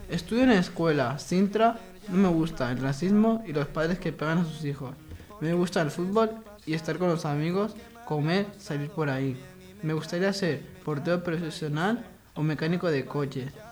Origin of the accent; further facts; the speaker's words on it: Algeria; yo tengo 15 años. Yo soy de Argelia